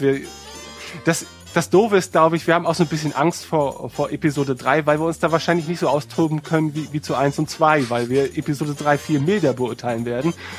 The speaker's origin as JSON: {"language": "German", "region": "Northern Germany", "country": "Germany", "said": "wir als Nordlichter"}